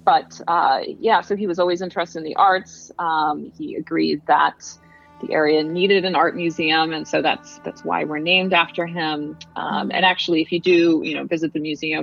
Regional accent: Chadds Ford, Delaware County, Pennsylvania, United States; I grew up in the area. I grew up in Chatsford, actually, in Delaware County

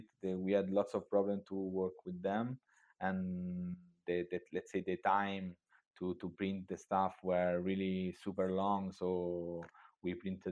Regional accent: Italy; I'm from Italy

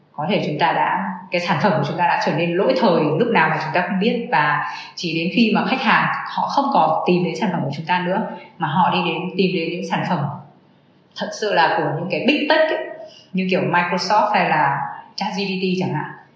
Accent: Vietnam; người mình là người Việt Nam

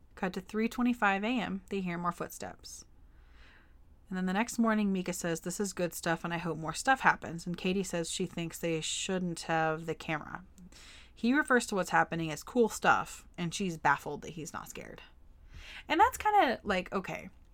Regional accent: Forney, Texas, United States; in my hometown of Forney, Texas, we had a Walmart and a movie theater

